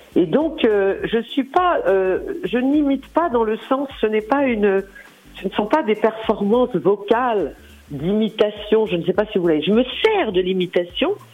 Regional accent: Lyon, Auvergne-Rhône-Alpes, France; Je suis lyonnaise

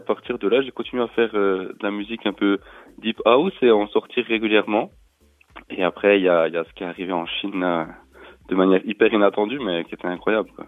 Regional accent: Besançon, Bourgogne-Franche-Comté, France; Je suis né à Besançon et j'habite, euh, euh, dans le coin, dans, dans le Doubs

